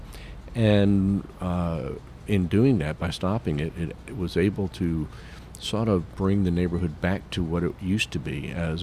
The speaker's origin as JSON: {"language": "English", "town": "Atlanta", "region": "Georgia", "country": "United States", "tie": "born or raised there", "also_born_or_lived": "New York", "said": "I was born in New York, but I was raised in Atlanta. I'm really more of an Atlantan than a Georgian. I've been here since 1960"}